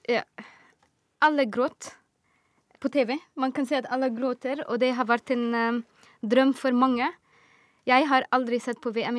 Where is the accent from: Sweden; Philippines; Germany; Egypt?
Egypt; now in Oslo, Norway; jeg er fra Egypt.